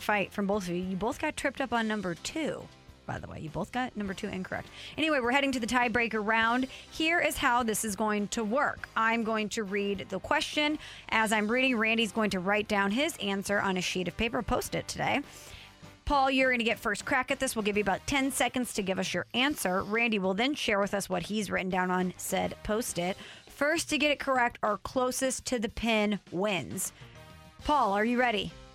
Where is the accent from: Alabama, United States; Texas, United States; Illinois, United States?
Illinois, United States; Illinois side of St. Louis, United States; I'm from the ill side.